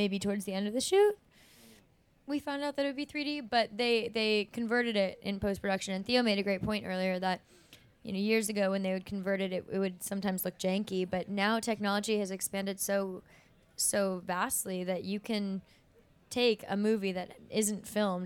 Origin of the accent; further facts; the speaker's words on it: Southern California, United States; I'm from Southern California, where it's sunshiny all the time, and so my warm blood was not used to the cold weather.